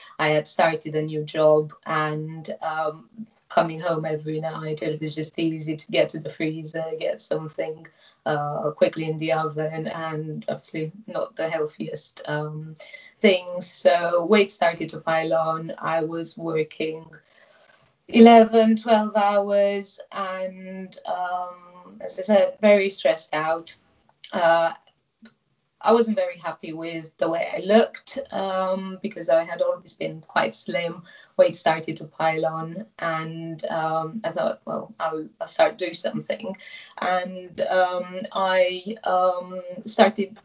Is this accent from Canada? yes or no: no; Romania; moved away as an adult; also born or lived in England; now in Oxfordshire, United Kingdom; I originally come from Romania, but have lived in England for almost 15 years now.